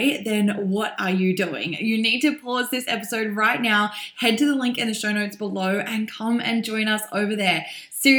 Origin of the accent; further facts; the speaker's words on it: Melbourne, Victoria, Australia; here in Melbourne, my hometown